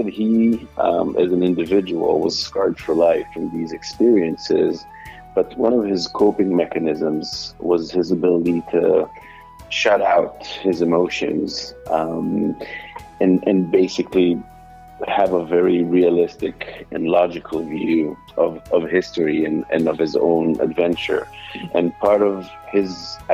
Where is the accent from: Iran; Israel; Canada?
Israel; first language Hebrew; English is a second language; moved away as an adult; now in New York, United States; English is not my native language. I grew up and lived most of my life in Israel. Hebrew is my language. I now live in New York